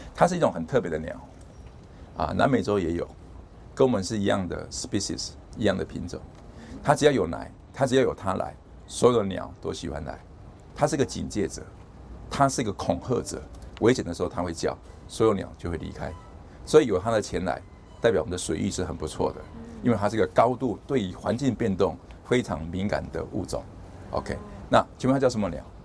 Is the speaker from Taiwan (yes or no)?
yes; Taiwan; 我们台湾人